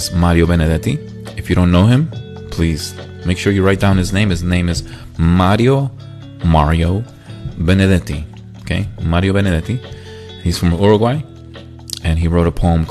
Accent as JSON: {"language": "English", "country": "United States", "said": "I'm from the United States of America"}